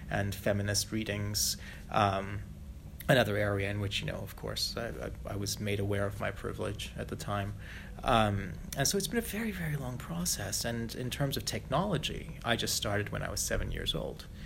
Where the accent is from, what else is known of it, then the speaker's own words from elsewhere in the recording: Malaysia; I grew up as a third culture kid, uh, little white kid growing up in Malaysia